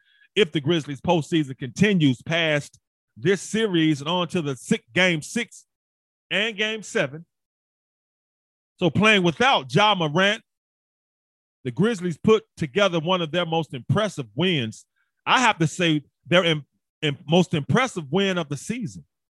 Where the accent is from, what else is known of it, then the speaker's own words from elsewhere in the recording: Memphis, Tennessee, United States; you should know that I'm from Memphis. I'm from big old Memphis. I'm from big Memphis.